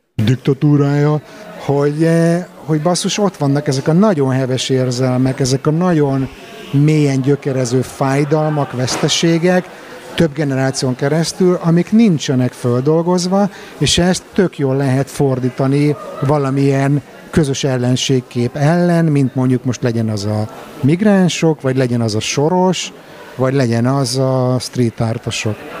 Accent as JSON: {"language": "Hungarian", "region": "Budapest", "country": "Hungary", "first_language": "Hungarian", "moved": "yes"}